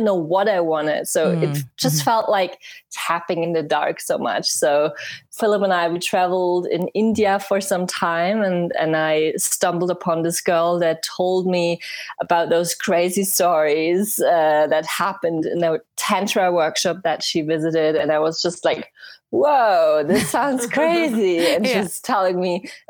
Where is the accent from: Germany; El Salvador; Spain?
Germany; English is a second language; I'm from Germany